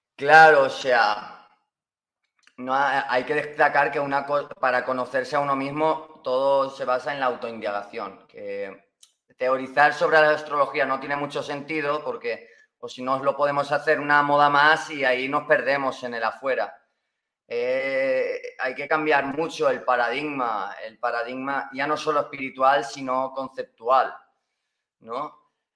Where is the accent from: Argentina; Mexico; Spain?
Spain; Valencian Community; yo hablo español, pues valenciano porque soy de Valencia